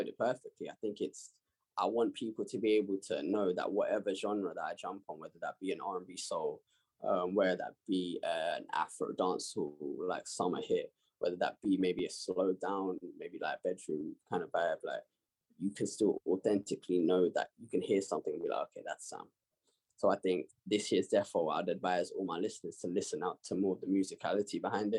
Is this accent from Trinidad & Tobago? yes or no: no; London, United Kingdom; I've always loved growing up where I've grown up